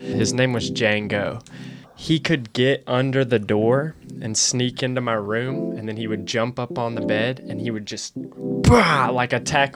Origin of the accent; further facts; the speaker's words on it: Chelsea, Alabama, United States; I grew up in Chelsea